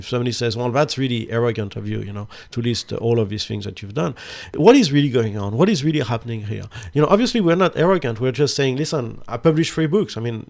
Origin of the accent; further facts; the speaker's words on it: France; I'm from France. I'm from the country of love.